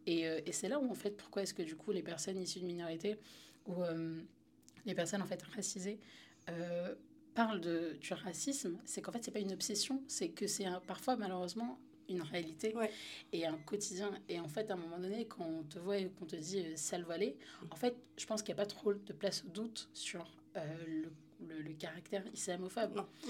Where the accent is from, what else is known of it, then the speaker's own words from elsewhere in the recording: Paris, Île-de-France, France; moved away as an adult; j'ai grandi à Paris, dans le 10e